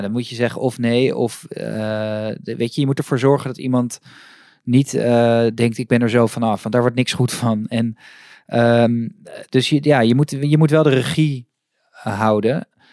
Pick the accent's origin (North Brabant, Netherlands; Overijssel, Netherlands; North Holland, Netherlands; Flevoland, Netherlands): North Holland, Netherlands; Amsterdam; ik kom uit Amsterdam en ik fiets iedere ochtend naar mijn, naar, naar mijn studio door het Vondelpark